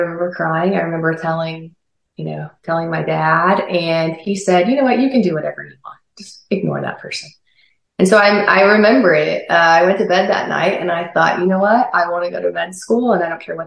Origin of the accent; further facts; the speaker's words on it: Lebanon, Missouri, United States; now in Oklahoma City, United States; I was born and raised in Lebanon, Missouri.